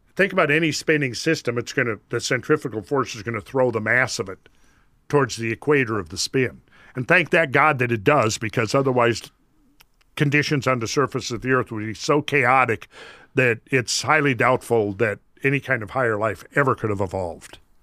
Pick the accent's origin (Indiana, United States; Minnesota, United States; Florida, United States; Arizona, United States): Minnesota, United States; I grew up in Minnesota